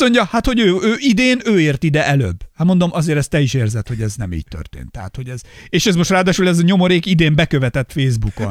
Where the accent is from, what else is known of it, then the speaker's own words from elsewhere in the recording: Hungary; én faluról jövök